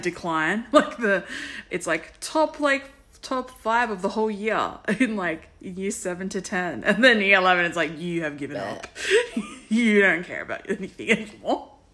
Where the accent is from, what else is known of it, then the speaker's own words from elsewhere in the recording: Sydney, New South Wales, Australia; I'm from Harris Park in Parramatta.